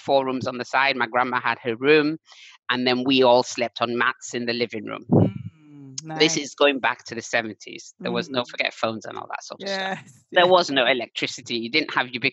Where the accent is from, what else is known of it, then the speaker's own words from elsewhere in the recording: Aba, Abia, Nigeria; moved away as an adult; also born or lived in London; I was born in London, but returned to Nigeria when I was about 5. So I spent most of my entire childhood, except those first few years, in Aba, which is in Abia State